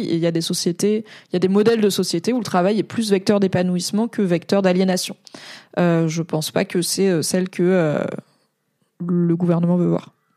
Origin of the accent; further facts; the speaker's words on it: Alsace, Grand Est, France; first language French; Je suis alsacienne